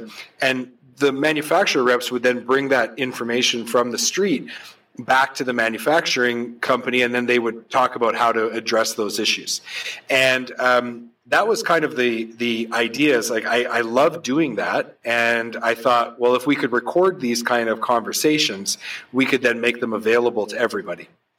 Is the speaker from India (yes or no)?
no; New Brunswick, Canada; moved away as an adult; now in Vancouver, Canada; I right out of school, I moved from New Brunswick to Vancouver, went to work for a small remanufacturing facility